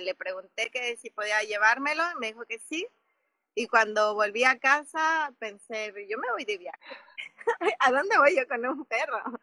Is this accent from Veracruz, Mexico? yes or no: no; Mexico City, Mexico; moved away as an adult; also born or lived in Africa / Oaxaca; yo soy de la Ciudad de México eh, y viví muchos años en África, viví 13 años en, en África, cuando yo tenía 21 años me fui